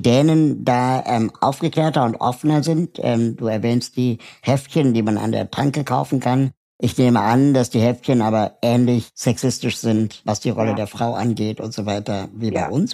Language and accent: German; Germany; wir in Deutschland